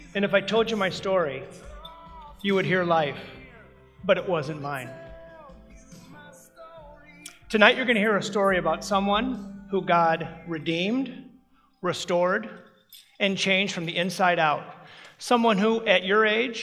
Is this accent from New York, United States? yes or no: no; Ames, Iowa, United States; I grew up in Ames.